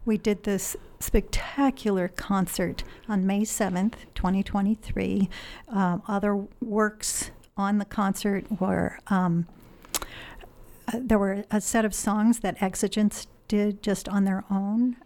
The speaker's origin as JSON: {"language": "English", "region": "Illinois", "country": "United States", "tie": "born or raised there", "also_born_or_lived": "Wisconsin", "moved": "as an adult", "lives_now": "Eugene, United States", "said": "I grew up in the Midwest okay. in, in Illinois."}